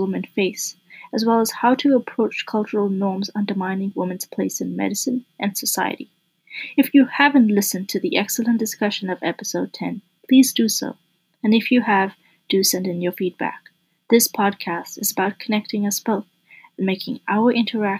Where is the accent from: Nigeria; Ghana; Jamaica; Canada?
Canada; I'm a Canadian medical student